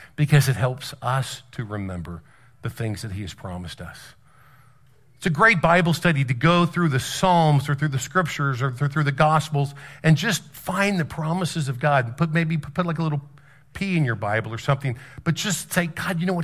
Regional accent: South Carolina, United States; I'm on a mission trip here and we're from South Carolina

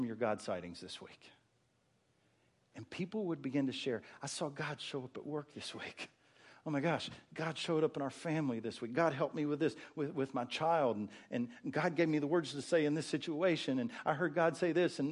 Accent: West Virginia, United States; moved away; I grew up in West Virginia. The hills of West Virginia had prayer meeting every Wednesday night.

